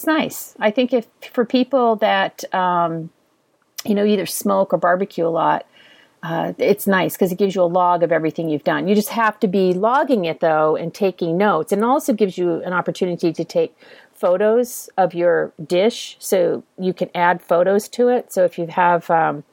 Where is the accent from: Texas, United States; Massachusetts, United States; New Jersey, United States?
Texas, United States; I'm from Texas